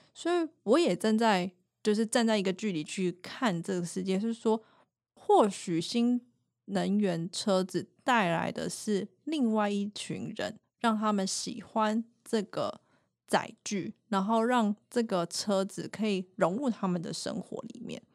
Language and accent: Chinese; Taiwan; 我们台湾人